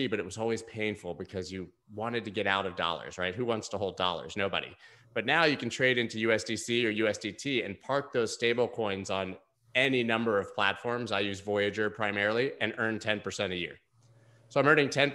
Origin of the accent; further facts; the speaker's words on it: United States; as an American